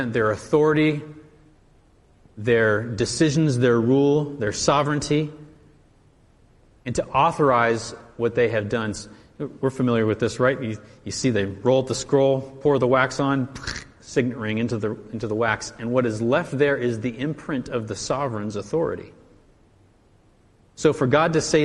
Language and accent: English; United States; as an American and as a patriot